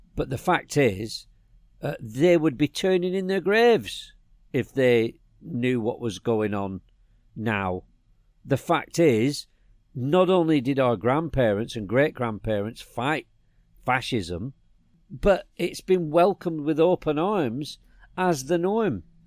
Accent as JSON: {"language": "English", "region": "England", "country": "United Kingdom", "said": "I was from England"}